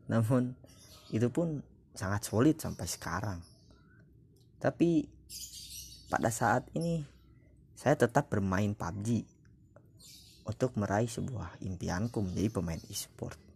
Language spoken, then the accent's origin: Indonesian; Bandung, West Java, Indonesia; born there; Saya lahir di Bandung tahun 1959.